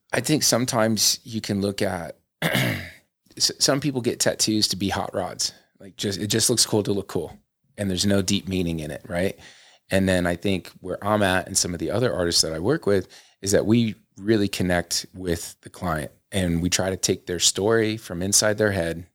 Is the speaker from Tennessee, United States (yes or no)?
no; Florida, United States; moved away as an adult; now in Salt Lake City, United States; there was this area where I grew up in Florida